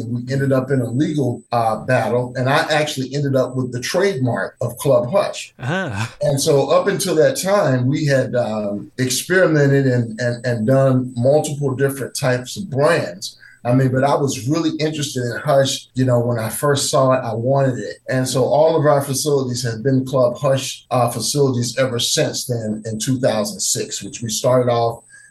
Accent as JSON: {"language": "English", "region": "North Carolina", "country": "United States", "said": "And I'm actually from North Carolina."}